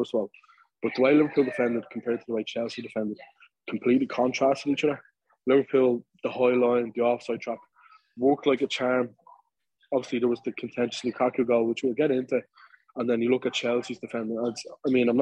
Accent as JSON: {"language": "English", "town": "Dublin", "region": "Leinster", "country": "Ireland", "said": "me and Dave, two Dubliners, like, you know, we're Irish, not from England"}